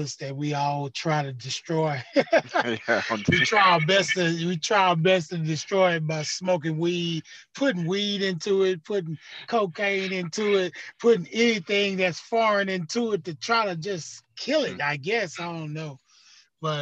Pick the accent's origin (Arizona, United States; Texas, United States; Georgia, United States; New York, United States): Texas, United States; Houston; Yep, I was actually born in Fifth Ward. We used to have a hospital in Fifth Ward called St. Elizabeth. And so I was born in St. Elizabeth on Lyon Street, which is in Fifth Ward in Houston, Texas.